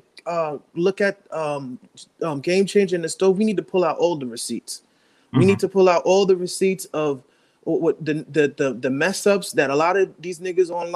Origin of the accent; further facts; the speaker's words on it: New York, United States; I'm from New York